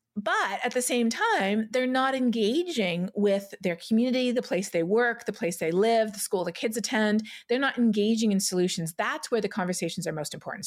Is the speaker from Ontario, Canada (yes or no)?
yes; Toronto, Ontario, Canada; I grew up in Etobicoke in Toronto